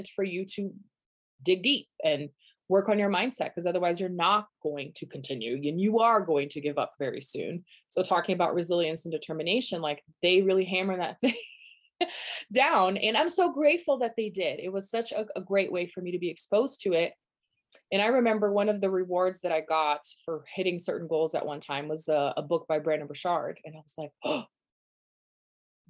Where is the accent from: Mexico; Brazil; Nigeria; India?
Brazil; English is a second language; moved away as an adult; also born or lived in Denver, United States; now in United States; I'm from Brazil originally. Born and raised. At 23, I moved to the US.